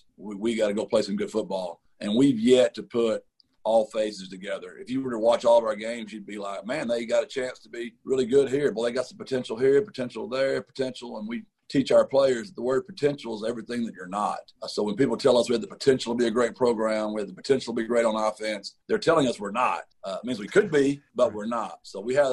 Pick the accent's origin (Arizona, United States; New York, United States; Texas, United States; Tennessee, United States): Texas, United States; Gilmer; I'm from Gilmer, Texas